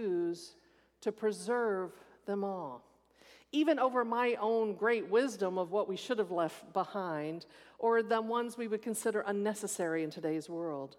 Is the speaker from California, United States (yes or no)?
no; Texas, United States; moved away; I grew up in Texas and every snake was poisonous